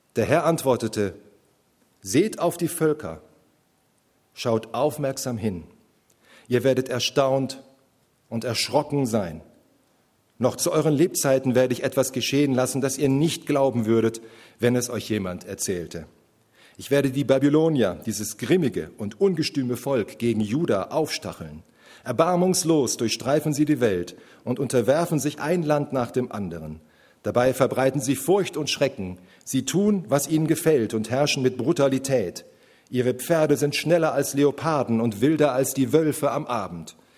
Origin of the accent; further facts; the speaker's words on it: Germany; wir Deutsche